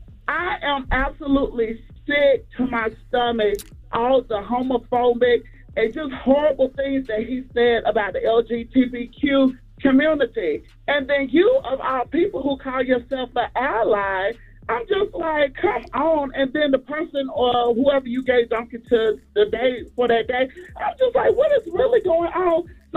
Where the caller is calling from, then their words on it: Spartanburg, South Carolina, United States; I'm from Spartanburg.